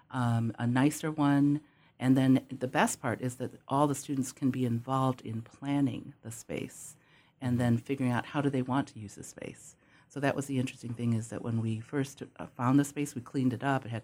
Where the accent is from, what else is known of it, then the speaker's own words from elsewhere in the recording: Temecula, California, United States; I'm from Temecula, Southern California.